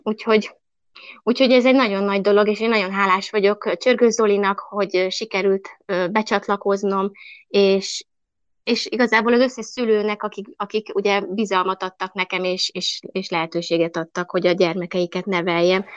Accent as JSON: {"language": "Hungarian", "region": "Budapest", "country": "Hungary", "tie": "born or raised there", "also_born_or_lived": "Buda, Budapest", "moved": "as an adult", "lives_now": "Nyim, Hungary", "said": "mert én e Pesterzsébeten nőttem föl"}